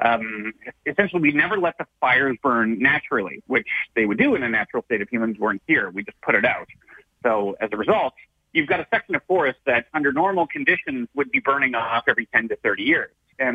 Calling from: Victoria, British Columbia, Canada; So I'm speaking here from Victoria. Victoria, the only reason it's here, why the BC capital is here

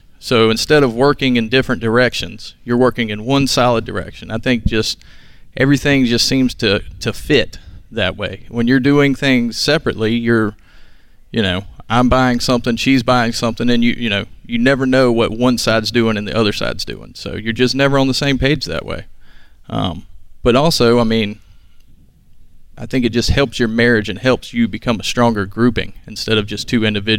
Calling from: Wilmington, North Carolina, United States; We're from Wilmington, North Carolina.

